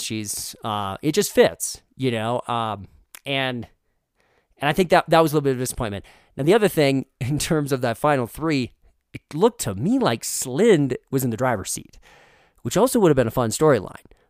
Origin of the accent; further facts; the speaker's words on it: Moorhead, Minnesota, United States; moved away; I grew up in Moorhead